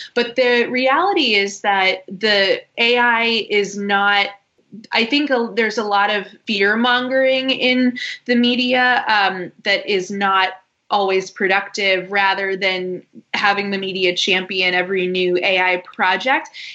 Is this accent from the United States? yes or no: yes; Boston, Massachusetts, United States; moved away as an adult; also born or lived in Washington, D.C. / London; I am from Boston, went to college in Washington, D.C., and then immediately after that moved to London